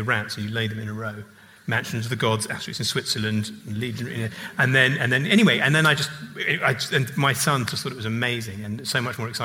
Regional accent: England, United Kingdom; as an English person

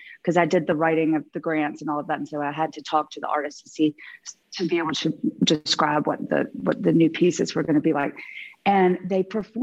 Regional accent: Georgia, United States; moved away as an adult; also born or lived in London / New York; now in Beverly Hills, United States; Growing up in Georgia

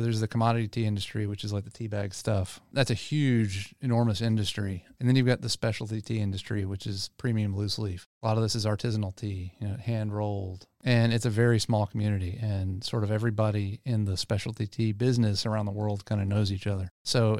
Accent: Louisiana, United States; I grew up in Louisiana and everything was about iced tea, sweet tea.

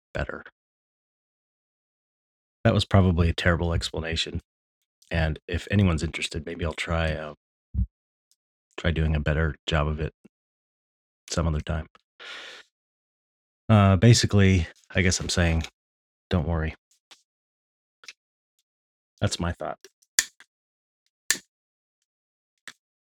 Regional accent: United States; I'm an American

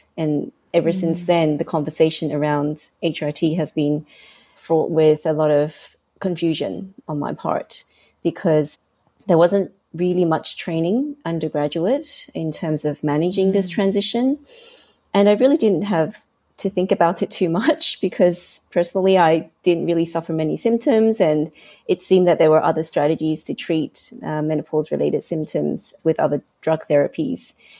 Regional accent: Hong Kong; moved away as an adult; also born or lived in Australia; Originally, I grew up in Hong Kong

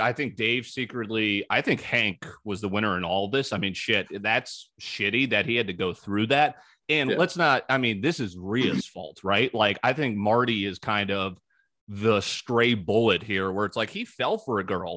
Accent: East Coast, United States; moved away; I grew up in the East Coast. I know how people are there.

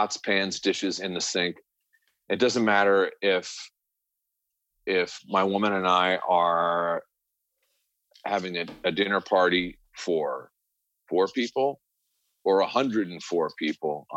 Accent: New York, United States; moved away as an adult; also born or lived in Connecticut; now in Los Angeles, United States; growing up in New York

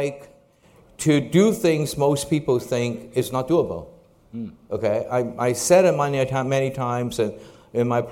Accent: Hong Kong; When I was growing up in Hong Kong, this is obviously after World War II

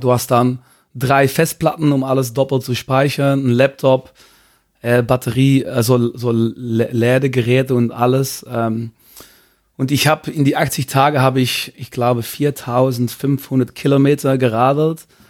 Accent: Belgium; German is a second language; moved away as an adult; now in Cologne, Germany; ich komme aus Belgien

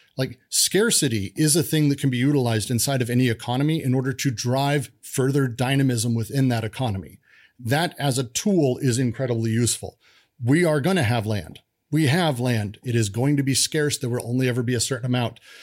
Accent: Denver, Colorado, United States; I grew up in Denver.

